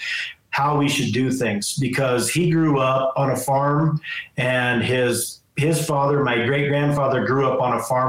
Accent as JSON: {"language": "English", "town": "Hotchkiss", "region": "Colorado", "country": "United States", "tie": "born or raised there", "said": "I was born and raised in Hotchkiss. It's a little town about 15 minutes from Crawford"}